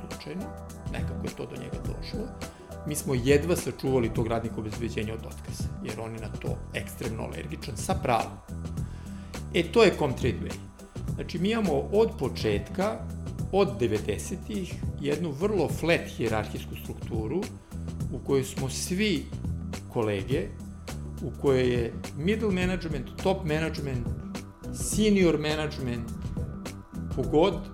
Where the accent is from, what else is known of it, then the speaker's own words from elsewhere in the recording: Serbia; kod nas u Srbiji